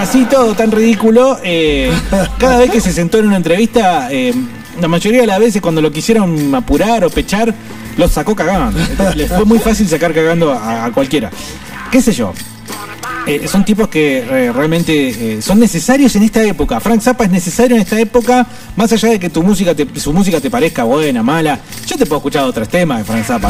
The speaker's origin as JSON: {"language": "Spanish", "country": "Argentina", "said": "los seres humanos argentinos"}